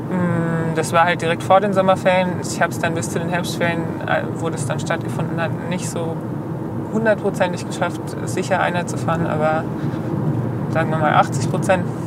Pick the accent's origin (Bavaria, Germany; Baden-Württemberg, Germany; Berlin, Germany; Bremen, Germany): Baden-Württemberg, Germany; Bad Rappenau; also born or lived in Heilbronn; bin ich aufgewachsen in der Nähe von Bad Rappenau